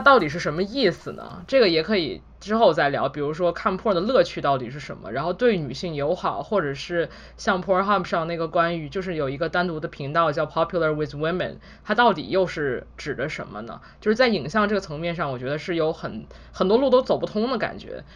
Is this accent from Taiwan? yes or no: no; China; moved away as an adult; 我在国内的时候接触关，关于色情的东西基本上都是以文字为主